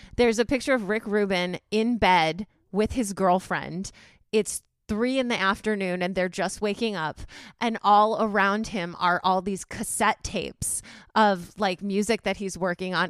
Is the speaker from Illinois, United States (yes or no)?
yes; Chicago, Illinois, United States; I'm from Chicago